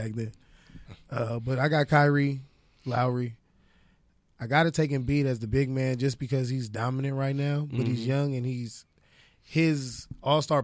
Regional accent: Inglewood, California, United States; I'm from Inglewood

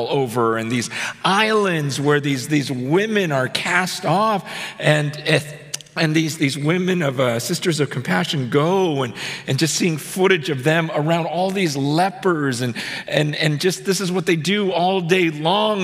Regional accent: United States; as an American

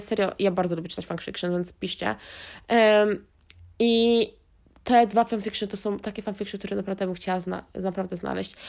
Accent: Wiślica, Świętokrzyskie Voivodeship, Poland; a ja byłam ze wsi, pod Wiślicą

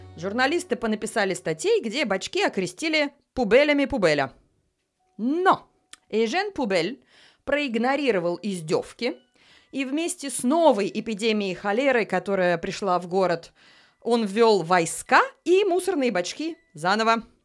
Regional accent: Saint Petersburg, Russia; now in Paris, France; родилась в Петербурге, живу в Париже

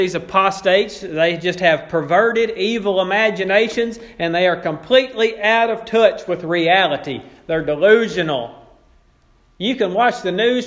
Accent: Bodcaw, Arkansas, United States; I grew up in Bodcaw

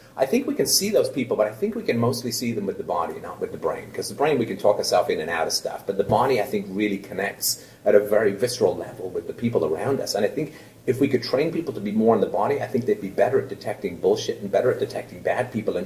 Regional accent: England, United Kingdom; now in Canada; I grew up in England

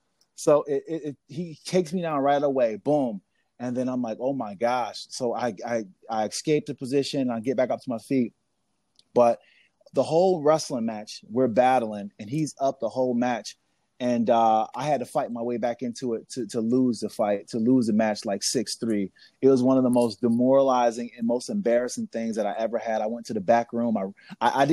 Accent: Niagara Falls, New York, United States; I'm from Niagara Falls, New York

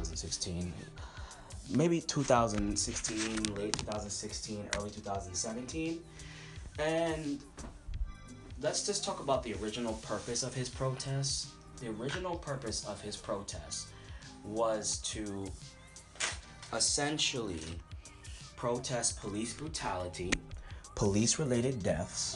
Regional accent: United States; I'm born in America. I am a black American.

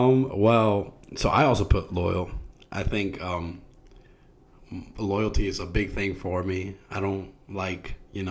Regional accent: New York City, New York, United States; also born or lived in Jamaica, Queens; we're both from New York. I was born in Jamaica, Queens, but I grew up in the streets of Far Rockaway.

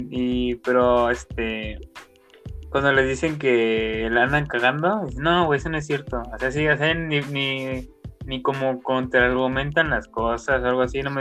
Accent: Nicaragua; ¿por qué opinamos de política de México si nosotros somos nicaragüenses, no?

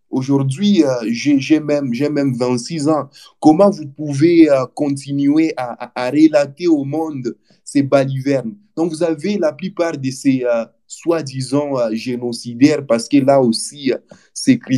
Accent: DR Congo; On a compté euh, beaucoup des milliers de morts chez nous en RDC.

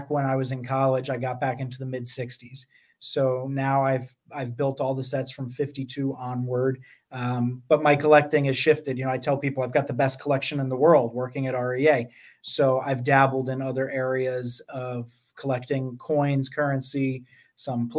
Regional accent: Poughkeepsie, New York, United States; I'm 13 years old, growing up in Poughkeepsie, New York

